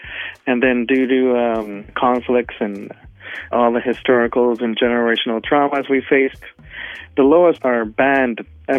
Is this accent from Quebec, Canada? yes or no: no; Ottawa, Ontario, Canada; born there; I was born in Ottawa, and in 2008, my father had passed away.